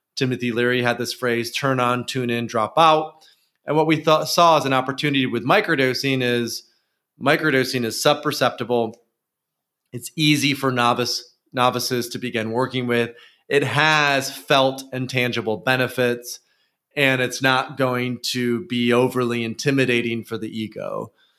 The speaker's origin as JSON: {"language": "English", "area": "near Grand Rapids", "region": "West Michigan", "country": "United States", "tie": "born or raised there", "said": "West Michigan, and particularly Grand Rapids, which is close to where I grew up"}